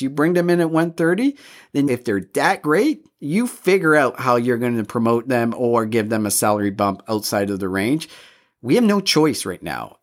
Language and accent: English; Canada; all three of us, we're, we grew up in Canada, we're white